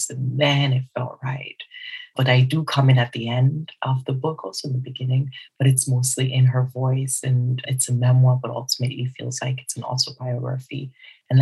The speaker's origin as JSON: {"language": "English", "region": "Southeast Nigeria", "country": "Nigeria", "said": "I am Nigerian, and I'm also Igbo within Nigeria, some southeast of Nigeria"}